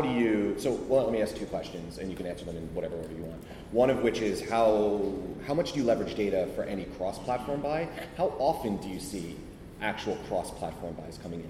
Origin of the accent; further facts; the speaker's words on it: United States; I actually grew up across the river.